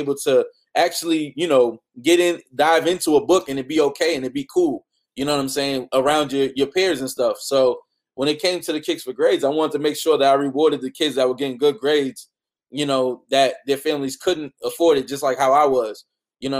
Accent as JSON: {"language": "English", "town": "Boston", "region": "Massachusetts", "country": "United States", "said": "I'm from Boston"}